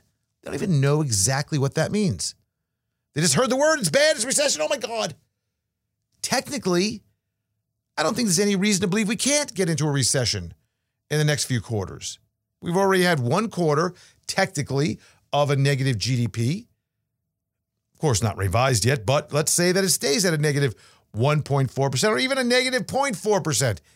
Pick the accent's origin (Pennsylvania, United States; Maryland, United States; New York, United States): New York, United States; as a New Yorker